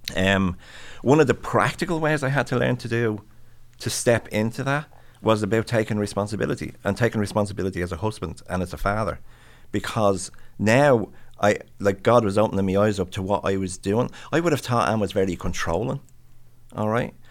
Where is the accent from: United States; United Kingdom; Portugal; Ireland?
Ireland; I'm Irish.